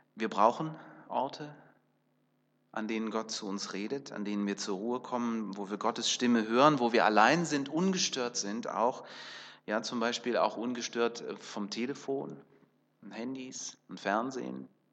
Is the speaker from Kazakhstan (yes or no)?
yes; Kazakhstan; Da, wo ich geboren bin, in Kasachstan